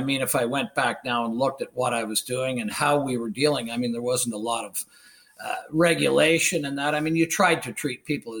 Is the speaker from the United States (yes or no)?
no; Ontario, Canada; they said, so where are you from? And I said, well, I'm from the Beaches.